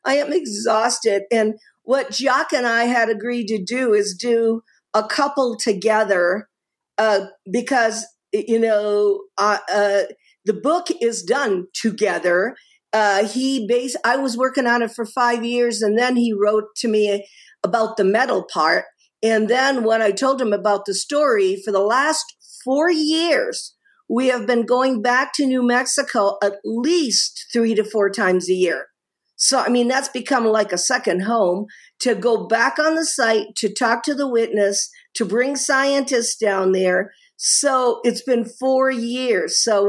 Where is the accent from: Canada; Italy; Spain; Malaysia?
Italy; born there; I have an American connection to Rome in that even though I was born in Italy, my father was a diplomat.